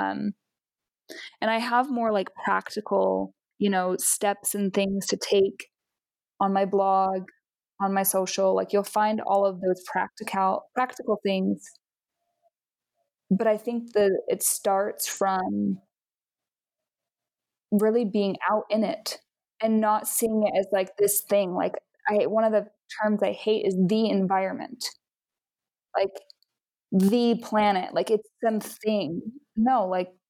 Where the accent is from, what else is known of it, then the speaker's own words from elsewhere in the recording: Utah, United States; I'm originally from Utah, and I hiked and camped and stuff a bunch when I was growing up